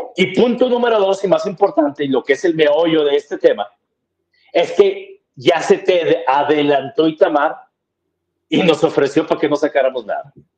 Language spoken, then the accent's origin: Spanish; Monterrey, Nuevo León, Mexico; yo siempre he sido de Monterrey, nací en Monterrey, viví en Monterrey